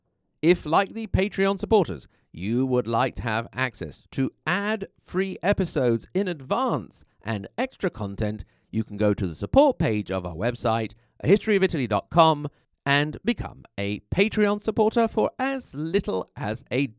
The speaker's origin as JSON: {"language": "English", "region": "Piedmont", "country": "Italy", "tie": "born there", "accent": "slight Emilia tinge", "said": "although I am Piedmontese by birth, my accent now has a slight Emilia tinge to it."}